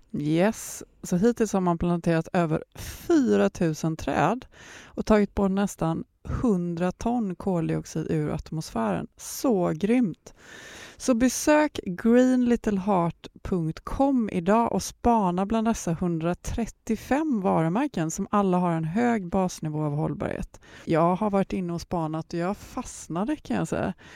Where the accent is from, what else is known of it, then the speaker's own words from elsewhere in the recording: Gothenburg, Västra Götaland, Sweden; jag kommer från Göteborg